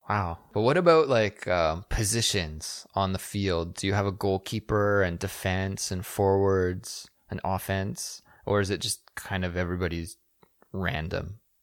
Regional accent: Kelowna, British Columbia, Canada; my hometown of Kelowna, B C

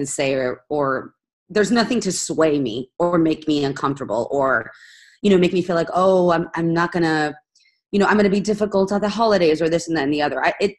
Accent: Spain; I'm Spanish Italian and I grew up in Spain.

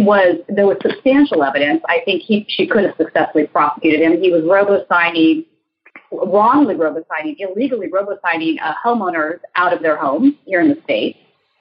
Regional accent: California, United States; as a Californian, I can speak to her record as Attorney General

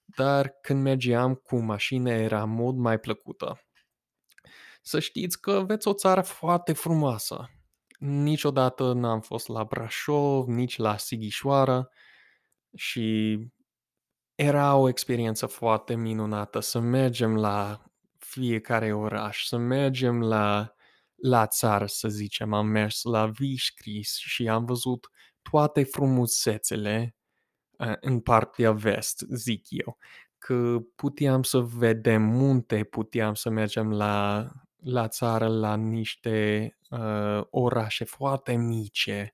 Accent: United States; accent: American; first language English; Romanian is a second language; also born or lived in Romania / Moldova; eu sunt din Statele Unite

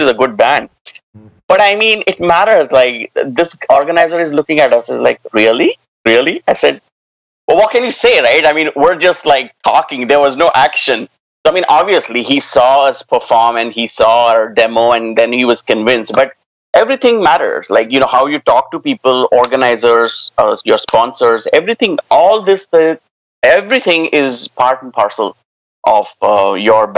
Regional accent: near Pune, Maharashtra, India; moved away as an adult; also born or lived in Delhi / Gurgaon / Canada; I came back to Pune because I got a job with Veritas Software, again, as a bilingual support individual. Started my career with them and close to my hometown

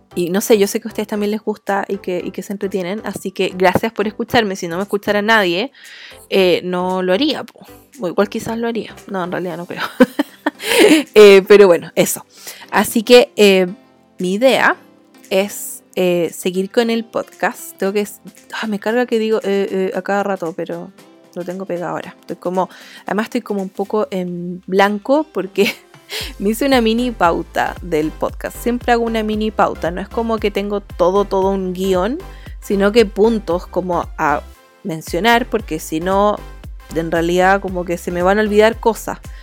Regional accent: Chile; accent: chileno; yo soy de Chile, entonces hablo así

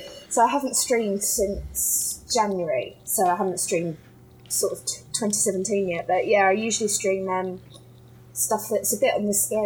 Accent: Kent, South East England, United Kingdom; I'm from Kent, which is like the southeast corner.

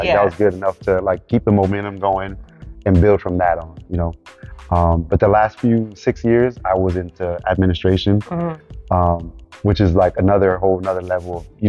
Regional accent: Miami, Florida, United States; born there; now in Orlando, United States; I am Haitian American. {S0} Okay. {S1} Born in Miami, Florida. And then I've been in the Orlando area about 10 years.

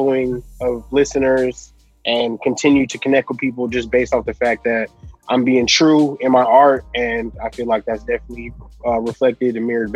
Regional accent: Los Angeles, California, United States; also born or lived in San Bernardino, California; I'm from Los Angeles originally. I was born at St. John's Hospital in Los Angeles

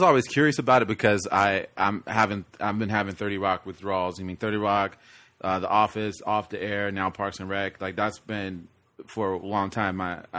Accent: Chicago, Illinois, United States; I'm named after my father and we're from Chicago.

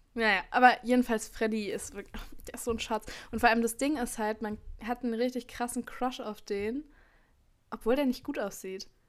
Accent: Berlin, Germany; ich komme zwar aus Berlin

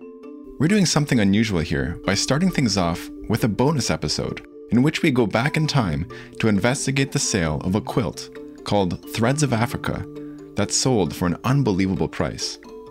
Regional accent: near New Hamburg, Ontario, Canada; the New Hamburg Mennonite Relief Sale, a stone's throw from my hometown.

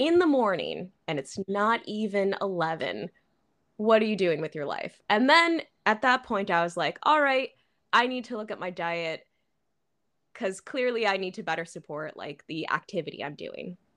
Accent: Chicago, Illinois, United States; moved away as an adult; also born or lived in Florida / Turkey; now in Shanghai, China; I'm from the Chicago area, like, you know, the suburbs around Chicago

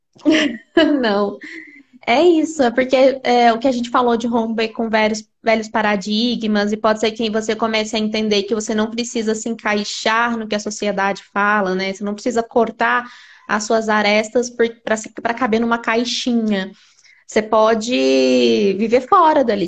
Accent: Uberlândia, Minas Gerais, Brazil; moved away; Nós somos de Uberlândia

